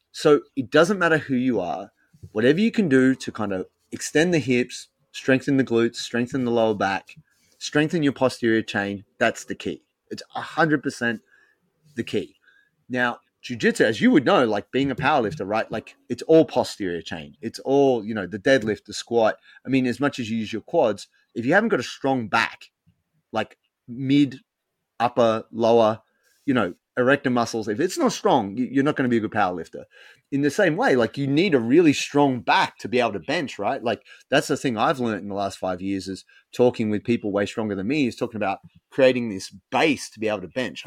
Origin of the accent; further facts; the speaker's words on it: Sydney, New South Wales, Australia; moved away as an adult; now in Melbourne, Australia; I'm from Sydney originally. I grew up in Sydney